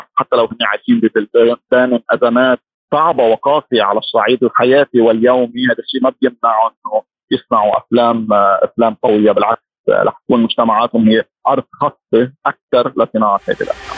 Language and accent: Arabic; Lebanon; انا مخرج لبناني بعرف جيد المجتمع اللبناني